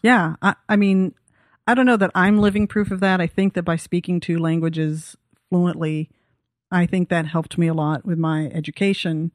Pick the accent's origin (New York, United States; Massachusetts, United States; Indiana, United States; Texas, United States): Texas, United States; also born or lived in Belgium; I'm from Texas